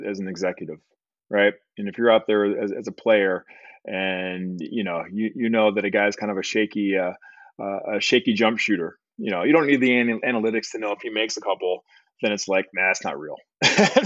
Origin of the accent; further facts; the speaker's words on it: Detroit, Michigan, United States; a young kid growing up in Detroit